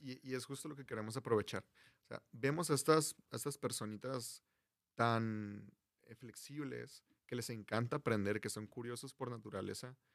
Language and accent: Spanish; Culiacán, Sinaloa, Mexico; moved away as an adult; now in Mexicali, Mexico; yo soy foráneo, soy de Culiacán, Sinaloa. Vengo a Mexicali persiguiendo este sueño